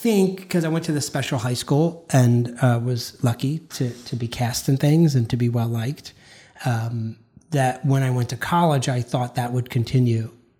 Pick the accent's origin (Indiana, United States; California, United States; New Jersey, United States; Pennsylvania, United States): Pennsylvania, United States; hometown with Sesame Place; in my hometown there was an amusement park.